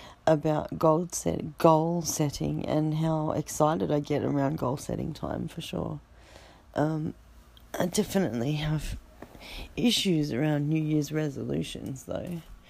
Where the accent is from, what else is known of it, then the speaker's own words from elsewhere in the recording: Australia; I'm from Australia.